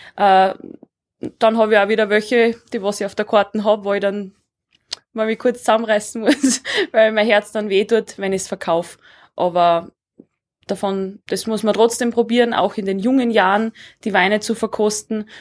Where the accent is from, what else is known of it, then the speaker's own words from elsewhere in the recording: Southern Styria, Austria; moved away as an adult; now in Leogang, Austria; auch aus der Südsteiermark, aus meiner Heimat